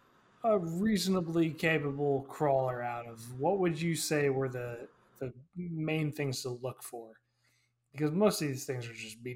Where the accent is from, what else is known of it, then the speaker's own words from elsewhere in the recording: New York, United States; I grew up in New York